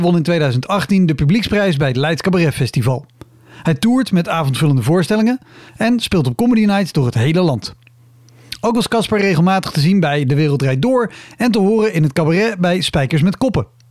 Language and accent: Dutch; Netherlands; als Nederlander